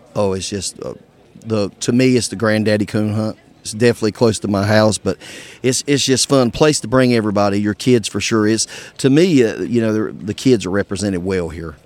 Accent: Charlotte, North Carolina, United States; I'm from uh, like Charlotte, North Carolina.

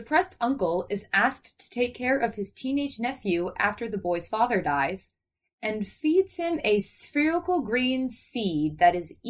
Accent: South Florida, United States; I'm from South Florida, which is really just the Northeast relocated in the South.

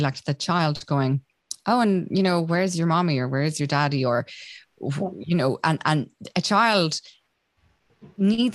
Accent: Roscommon, Connacht, Ireland; I'm from Roscommon

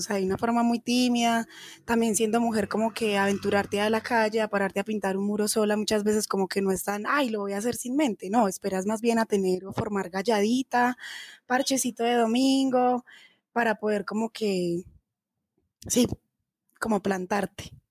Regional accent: Manizales, Caldas, Colombia; moved away as an adult; now in Bogotá, Colombia; Yo soy de Manizales Caldas y soy profesional de la Universidad de Caldas en Artes Plásticas

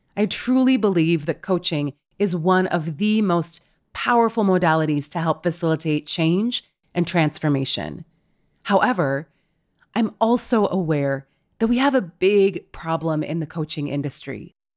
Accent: West Coast, United States; I am literally from the West Coast

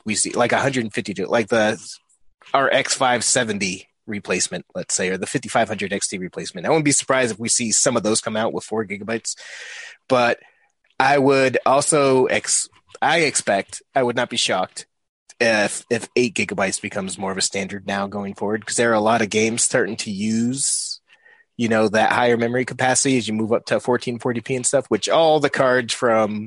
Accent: New England, United States; I'm from New England

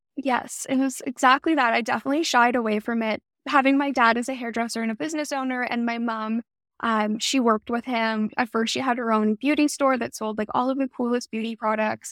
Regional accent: Toronto, Ontario, Canada; moved away as an adult; also born or lived in Montreal, Canada; now in California, United States; I was born in Montreal, Canada, and my family, my parents, and I, and my brother, we moved to Toronto when I was pretty young. I was probably around, like, two or three years old. So I spent all my formative years really growing up in the city, in Toronto

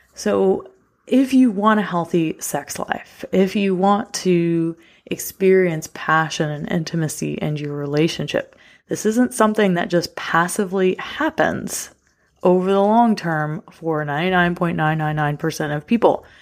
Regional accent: the South, United States; I got raised in the South with a blue-collar daddy who worked his butt off when I was growing up

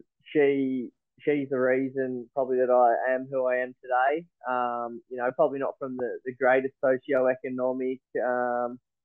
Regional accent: Launceston, Tasmania, Australia; Launceston boy my whole life. Grew up in Invermay

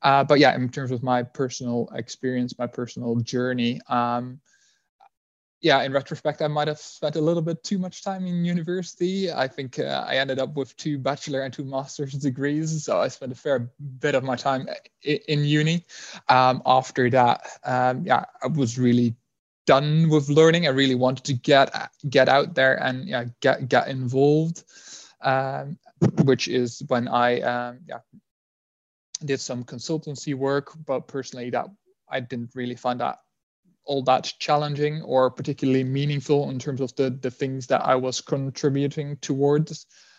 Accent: Netherlands; English is a second language; now in United Kingdom; I mean, as you'd be able to tell by my accent, I'm not from the UK originally. I'm from the Netherlands.

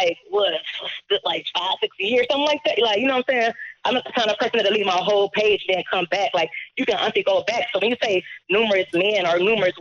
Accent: Cleveland, Ohio, United States; I'm from the gutter. I'm from Cleveland.

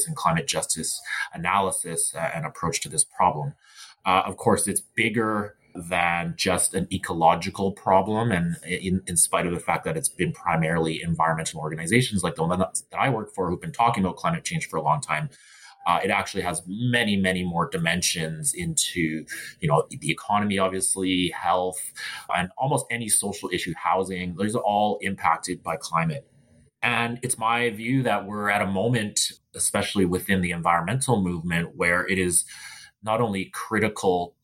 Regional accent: Burnaby, British Columbia, Canada; I grew up in Burnaby, and my family has been here in these lands in so-called Canada since the 1920s

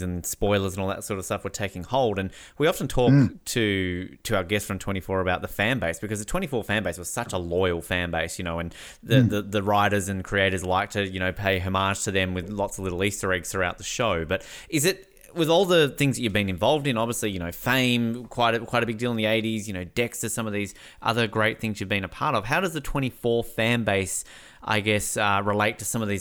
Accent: Australia; growing up in Australia, we get a lot of American TV shows and movies

